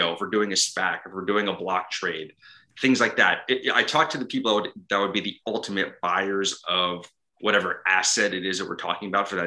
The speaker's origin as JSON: {"language": "English", "town": "Ridgefield Park", "region": "New Jersey", "country": "United States", "tie": "born or raised there", "also_born_or_lived": "New York", "moved": "as an adult", "said": "I grew up in Richfield Park, New Jersey"}